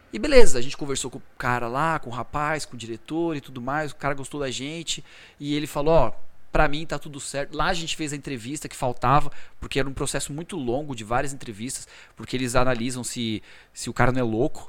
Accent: Brazil; moved away as an adult; also born or lived in United States; quando eu saí do Brasil

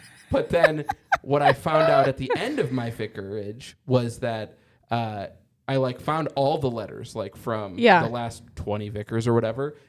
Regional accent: Fridley, Minnesota, United States; So I am from Minneapolis originally. So I born and raised here in Fridley, Minnesota.

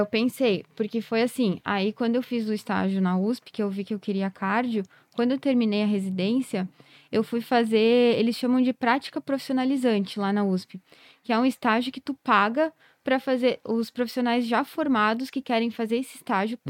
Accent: Carlos Barbosa, Rio Grande do Sul, Brazil; moved away as an adult; also born or lived in Pelotas / Botucatu; fiz estágio lá na minha cidade, porque daí eu sou de Carlos Barbosa. Então, eu ia, visitava meus pais

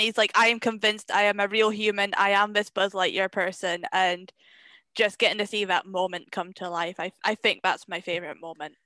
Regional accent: Scotland, United Kingdom; I am Scottish. I am a Scottish person

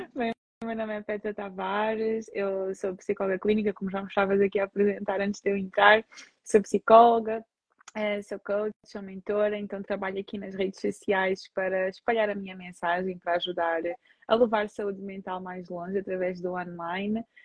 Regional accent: Portugal; nasci em Portugal, mas sou filha de imigrantes

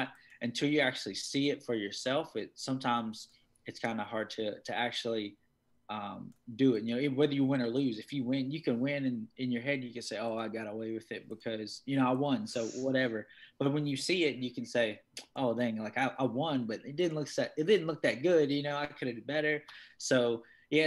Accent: Martinsville, Virginia, United States; now in Florida, United States; I'm originally from Martinsville, Virginia

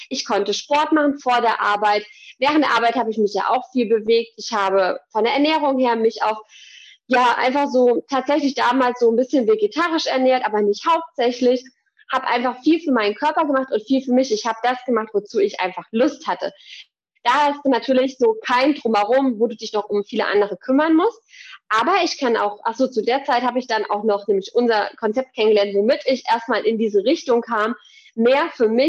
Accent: Thuringia, Germany; now in Gießen, Germany; Ich komme hier aus der Umgebung Gießen in Hessen. Ursprünglich komme ich aus Thüringen

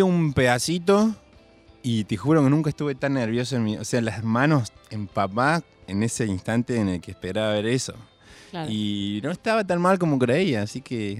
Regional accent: Córdoba, Argentina; also born or lived in Buenos Aires; soy cordobés

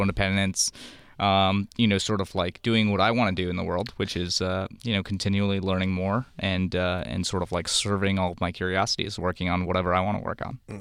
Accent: India; I'm from India, my parents are gold bugs

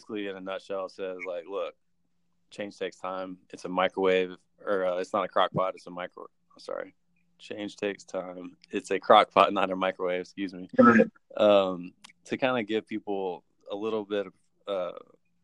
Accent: Georgia, United States; I'm actually from Georgia

